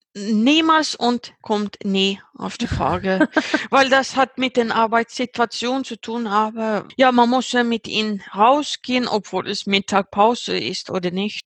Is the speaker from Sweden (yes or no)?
yes; Uppsala, Uppsala County, Sweden; German is a second language; Ich bin 38 Jahre alt und ich sitze im Uppsala, Schweden, wo ich herkomme.